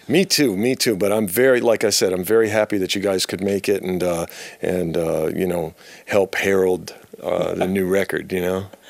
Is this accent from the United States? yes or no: yes; New York, United States; moved away as an adult; now in San Diego, United States; I'm from New York, but I moved to California uh, about six years ago to San Diego